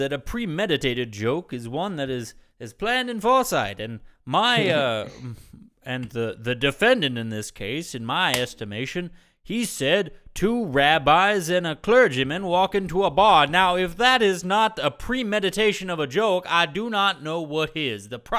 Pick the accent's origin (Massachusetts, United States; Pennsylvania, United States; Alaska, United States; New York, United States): New York, United States; I grew up on the Upper West Side of Manhattan. I don't got to worry about no cops.